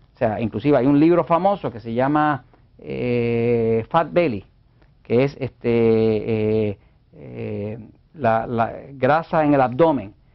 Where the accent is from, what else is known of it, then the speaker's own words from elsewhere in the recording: Puerto Rico; yo, como puertorriqueño